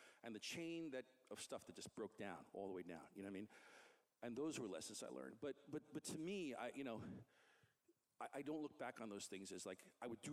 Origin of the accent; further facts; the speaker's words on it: New York City, New York, United States; in my neighborhood where I grew up in Queens